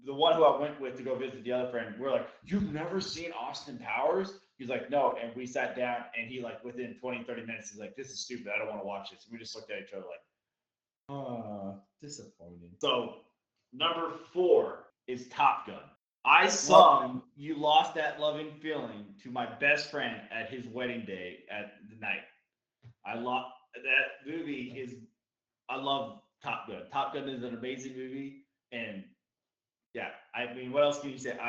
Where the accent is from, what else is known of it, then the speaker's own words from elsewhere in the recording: Germany; moved away; growing up in Germany where I grew up